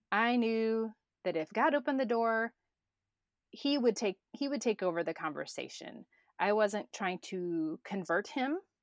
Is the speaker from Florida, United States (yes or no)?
yes; Florida, United States; moved away as an adult; also born or lived in Chapala, Mexico / United Arab Emirates; I'm from Florida.